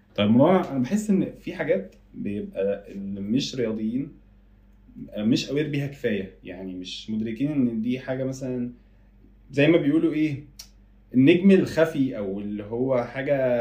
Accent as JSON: {"language": "Arabic", "country": "Egypt", "said": "في بلدنا"}